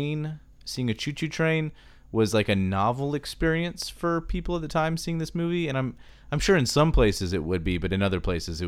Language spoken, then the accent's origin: English; Pittsburgh, Pennsylvania, United States; I was born in Pittsburgh.